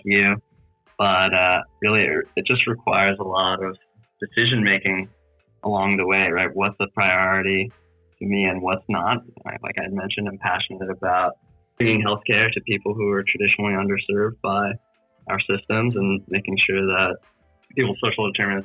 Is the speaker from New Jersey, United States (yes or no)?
yes; New Jersey, United States; also born or lived in New England / Providence, Rhode Island; I currently live in Jersey City, New Jersey, born and raised in New Jersey.